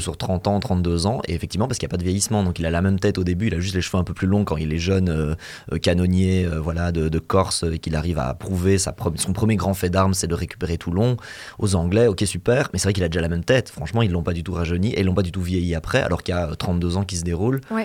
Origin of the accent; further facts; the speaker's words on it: Belgium; nous on est belges